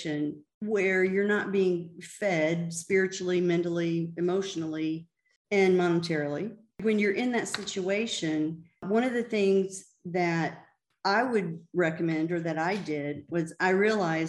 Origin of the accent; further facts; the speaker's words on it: the South, United States; I grew up in the South